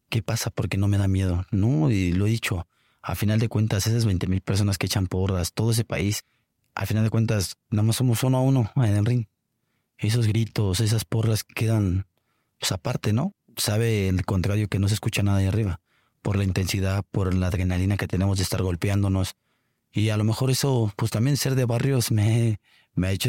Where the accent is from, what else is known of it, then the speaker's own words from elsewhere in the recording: Mexico; no soy el único mexicano que, que ha hecho travesías en otros países.